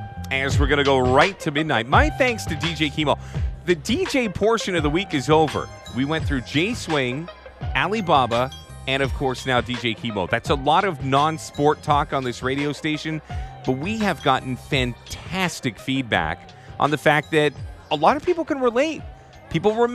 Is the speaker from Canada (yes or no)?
yes; Ontario, Canada; I'm from Ontario